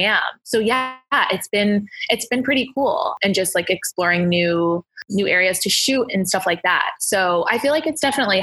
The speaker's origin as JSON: {"language": "English", "country": "United States", "moved": "as an adult", "lives_now": "London, United Kingdom", "said": "I'm an American living there"}